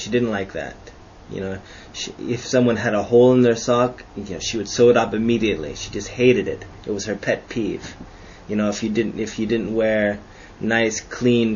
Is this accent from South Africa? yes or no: no; Canada; I'm Canadian